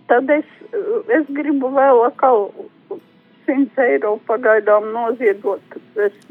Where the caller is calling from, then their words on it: Liepāja, Kurzeme, Latvia; Es no Liepājas ainas zvana.